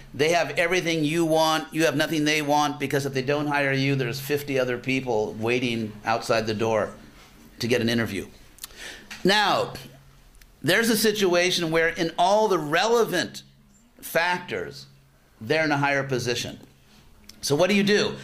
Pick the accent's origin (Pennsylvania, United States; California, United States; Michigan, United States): California, United States; Los Angeles; I'm from Los Angeles